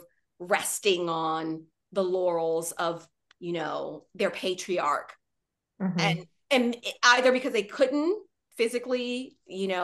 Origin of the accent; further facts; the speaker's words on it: Washington, District of Columbia, United States; Growing up in Washington, D.C.